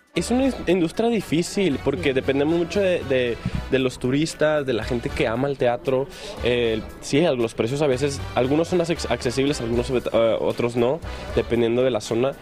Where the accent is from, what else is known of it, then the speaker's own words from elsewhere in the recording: Mexico; now in New York, United States; representar a México, a mi país